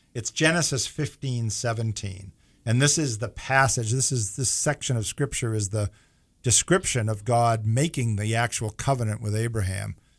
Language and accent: English; New England, United States; accent: New England; my New England accent